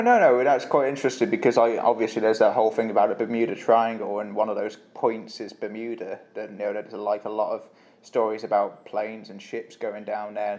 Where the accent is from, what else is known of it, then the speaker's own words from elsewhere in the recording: Shrewsbury, West Midlands, United Kingdom; my hometown Shrewsbury